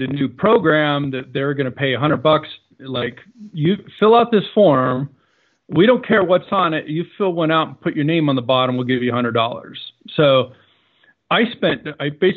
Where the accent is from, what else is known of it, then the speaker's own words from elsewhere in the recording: Connecticut, United States; I grew up in Connecticut